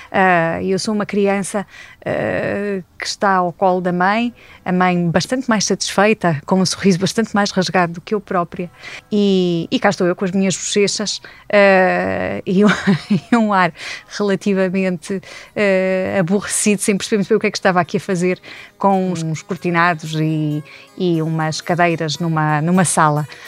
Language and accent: Portuguese; Coimbra, Coimbra District, Portugal; born there; porque eu nasci em Coimbra, eh, mas eh, por força das, das circunstâncias de trabalho dos meus pais, andei um bocadinho por vários sítios do nosso país até aos 12 anos.